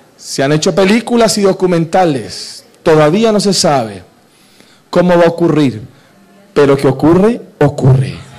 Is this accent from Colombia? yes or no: yes; Cali, Valle del Cauca, Colombia; Yo debería estar en mi tierra, en Cali